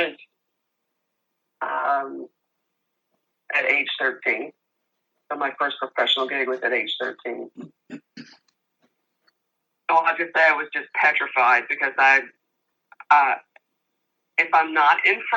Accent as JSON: {"language": "English", "town": "Louisville", "region": "Kentucky", "country": "United States", "tie": "born or raised there", "moved": "as an adult", "lives_now": "St. Petersburg, United States", "said": "I'm originally from Louisville, Kentucky. homegrown Louisville, Kentucky. I moved to Florida when I was 32."}